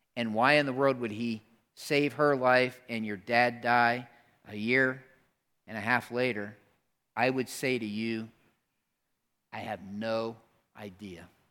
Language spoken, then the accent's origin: English; Pennsylvania, United States; moved away; I grew up in Pennsylvania